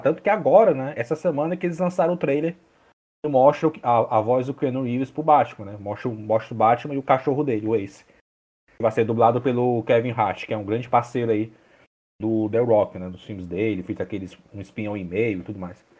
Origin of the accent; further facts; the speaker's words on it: Fortaleza, Ceará, Brazil; eu sou de Fortaleza